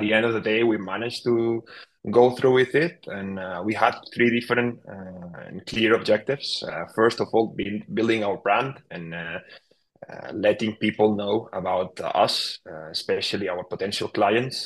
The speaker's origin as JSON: {"language": "English", "town": "Barcelona", "region": "Catalonia", "country": "Spain", "tie": "born or raised there", "said": "I followed my hometown club, FC Barcelona"}